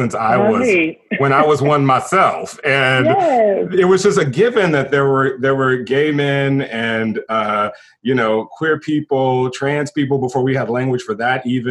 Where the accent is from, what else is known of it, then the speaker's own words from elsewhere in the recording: Texas, United States; moved away; I was from Texas